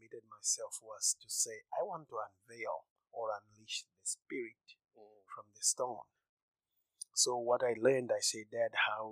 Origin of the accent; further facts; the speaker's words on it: Zimbabwe; moved away as an adult; now in United States; I'm originally from Zimbabwe. And I was born by an artist and raised by him